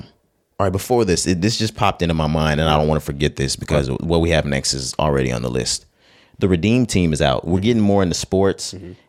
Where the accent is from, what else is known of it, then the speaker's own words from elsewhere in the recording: Texas, United States; We just, we're from Texas, man. Yeah, we Texas boys.